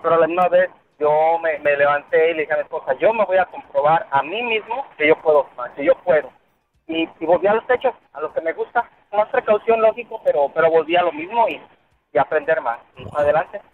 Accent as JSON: {"language": "Spanish", "country": "Mexico", "moved": "yes", "lives_now": "Orlando, United States", "said": "somos los únicos mexicanos que trabajamos en energía solar aquí en Orlando"}